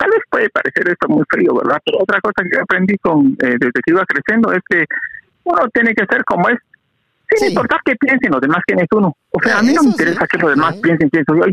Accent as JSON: {"language": "Spanish", "country": "Guatemala", "moved": "yes"}